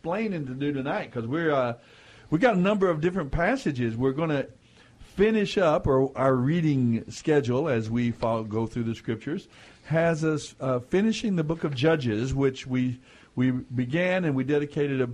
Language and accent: English; United States; as a Native American, different cultural, different beliefs, and as an American, a general kind of middle class and normal kind of American culture